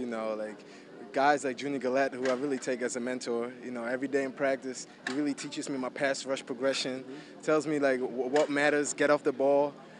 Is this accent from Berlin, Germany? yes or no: no; Hamburg, Germany; English is a second language; moved away as an adult; also born or lived in United States; now in New Orleans, United States; I grew up in Germany, mm-hmm. and you know, I was 18 when I graduated from my German high school, but I didn't speak English at that point. And that's when I came to America